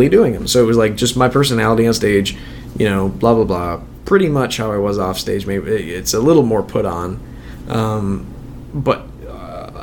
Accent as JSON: {"language": "English", "region": "Minnesota", "country": "United States", "tie": "born or raised there", "said": "I'm from Minnesota. Minnesota has a killer stand-up comedy community. But I was also, like, 12"}